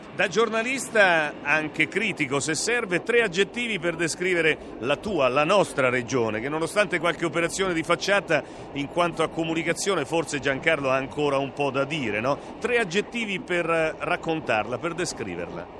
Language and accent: Italian; Fabriano, Marche, Italy; io da marchigiano, da fabrianese